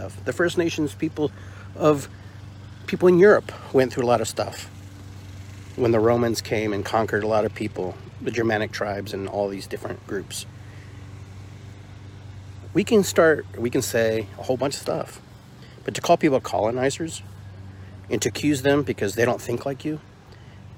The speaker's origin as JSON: {"language": "English", "country": "Peru", "moved": "yes", "said": "I'm from Peru and I have Indian in my blood"}